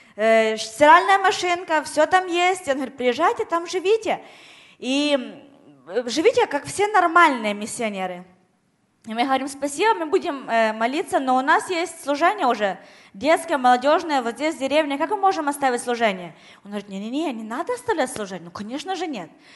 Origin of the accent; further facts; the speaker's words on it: Ukraine; moved away; я с Украины